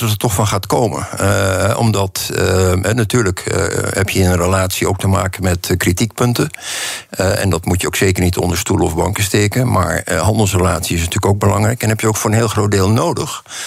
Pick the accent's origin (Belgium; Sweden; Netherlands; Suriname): Netherlands